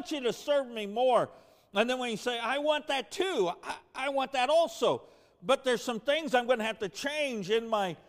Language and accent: English; De Soto, Kansas, United States; I grew up in DeSoto, Kansas